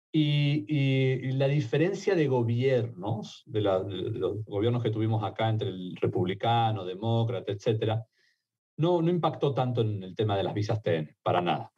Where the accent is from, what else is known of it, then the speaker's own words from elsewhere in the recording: Argentina; accent: Argentine; also born or lived in Mexico; now in United States; mi acento argentino, pero viví en México varios años y me hice mexicano también